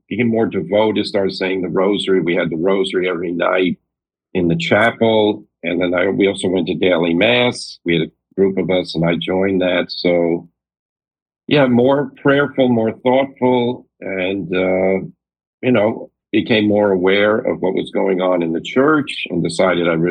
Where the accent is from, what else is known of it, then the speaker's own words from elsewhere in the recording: New York City, New York, United States; also born or lived in New Rochelle, New York; I was born in Brooklyn, New York. I was raised in Brooklyn, and then my parents moved to New Rochelle, New York, Westchester County, just north of the city